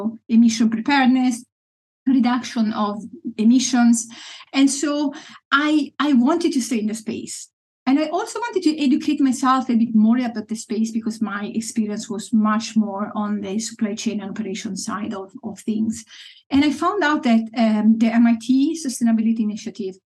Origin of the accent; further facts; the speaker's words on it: Italy; moved away as an adult; now in Friesland, Netherlands; I grew up in Italy, mostly in big cities.